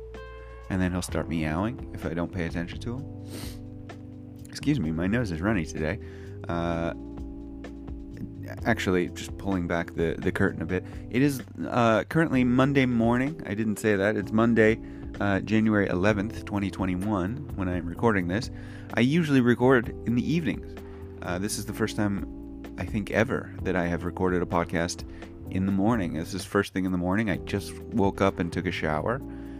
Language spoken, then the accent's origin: English; United States; now in Japan; I'm an American English teacher living in Japan